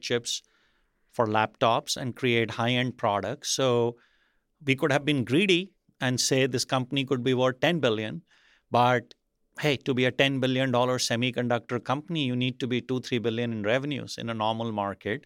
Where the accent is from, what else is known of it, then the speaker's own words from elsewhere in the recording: India; moved away; growing up in India, I think in the eighties